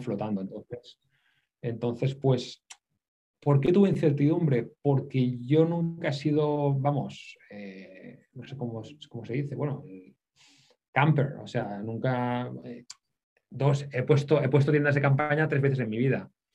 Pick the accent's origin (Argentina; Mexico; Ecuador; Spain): Spain; Barcelona, Catalonia; moved away as an adult; also born or lived in Thailand; Yo soy de Barcelona